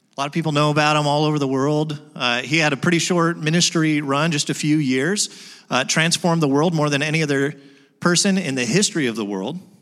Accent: United States; I'm an American

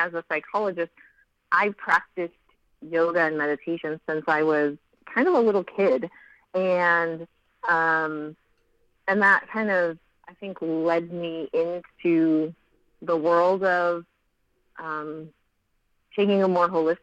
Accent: Central California, United States; now in Southern California, United States; I have lived in California all my life. I'm from Central California

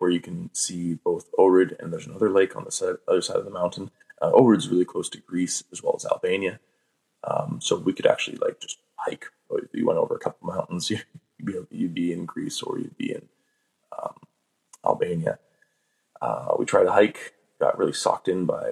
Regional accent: Canada; we're from Canada

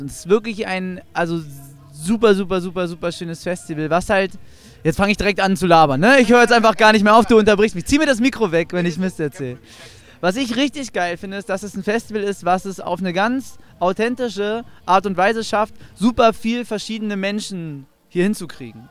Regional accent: Northern Germany, Germany; Delta Radio bei uns im Norden

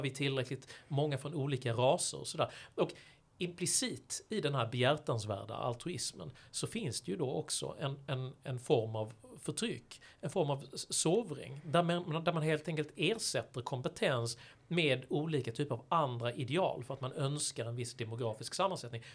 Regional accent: Malmö, Skåne, Sweden; moved away as an adult; also born or lived in San Francisco; hemma i Malmö då där jag växte upp som, som ung

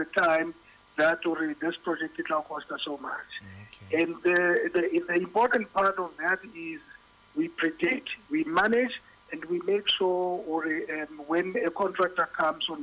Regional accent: Bloemfontein, Free State, South Africa; moved away as an adult; also born or lived in Pretoria; now in Johannesburg, South Africa; I originally come from the Free State. I was born and bred in Bloemfontein and went to school there as well.

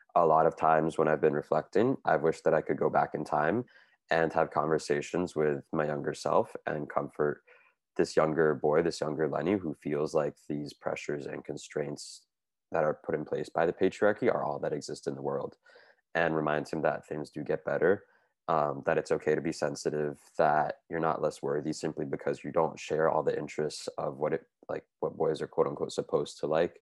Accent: United States; now in Montreal, Canada; I'm originally from the United States from a suburb outside of Washington, D.C., but I now live here in Montreal

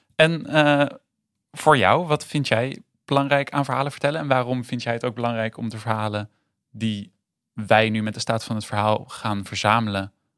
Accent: Rotterdam, South Holland, Netherlands; now in Arnhem, Netherlands; Ik ben in Rotterdam geboren en ik woon nu in Arnhem.

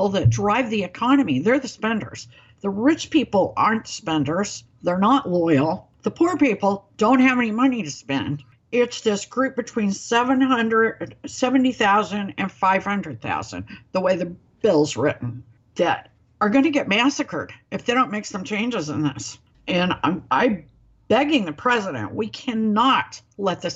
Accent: Springfield, Missouri, United States; my hometown

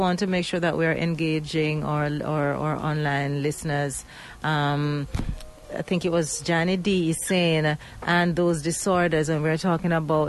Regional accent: Jamaica; He's a Jamaican, I'm a Jamaican, and he was nothing like my prejudiced ideas.

